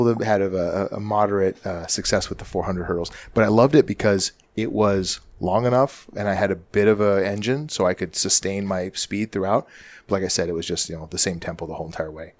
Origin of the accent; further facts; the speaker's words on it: Canada; moved away; growing up in Canada